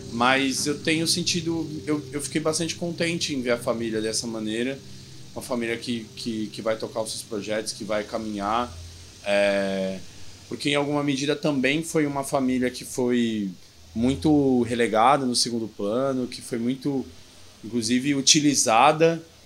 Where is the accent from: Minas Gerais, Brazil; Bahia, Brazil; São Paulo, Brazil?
São Paulo, Brazil; also born or lived in Bauru; eu volto para São Paulo, né? Que eu sou de São Paulo